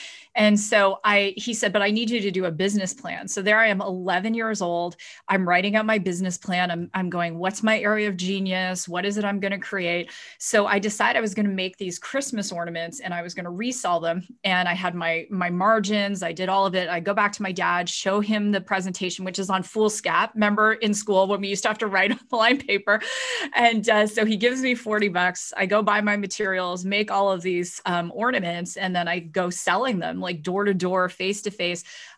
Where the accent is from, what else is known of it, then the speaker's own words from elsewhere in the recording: Ontario, Canada; So I grew up in Ontario, and I was actually raised by a single father and a very tough Chinese grandmother. And I grew up in our family restaurant.